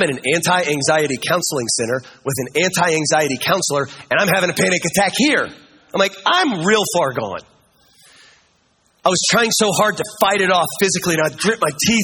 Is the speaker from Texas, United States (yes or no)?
no; Kansas, United States; I'm from Kansas